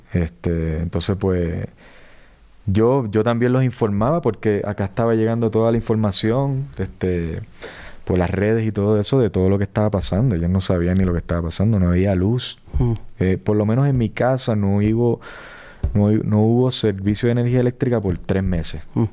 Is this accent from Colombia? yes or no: no; Puerto Rico; yo me siento puertorriqueño, ¿sabes? Por la, la crianza, la cultura, este, el idioma también